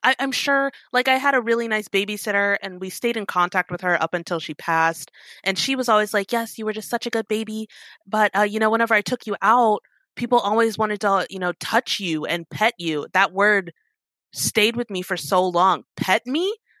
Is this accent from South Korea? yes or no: yes; South Korea; also born or lived in Italy / Germany / Georgia; I grew up in Korea, Italy, a little bit of Germany. So apparently we lived in Georgia for like 2 years, but I was 2, so I don't remember it.